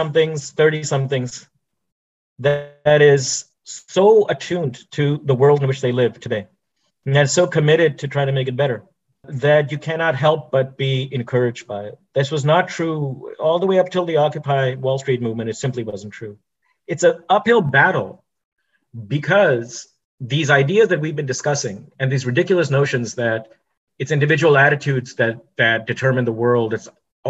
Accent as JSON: {"language": "English", "country": "India", "moved": "yes", "lives_now": "United States", "said": "I'm an Indian"}